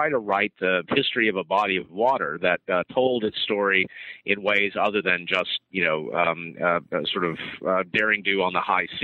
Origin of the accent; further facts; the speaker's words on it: Arkansas, United States; moved away as an adult; also born or lived in Oxford, United Kingdom; I'm from Arkansas originally. I grew up in Arkansas on a cattle farm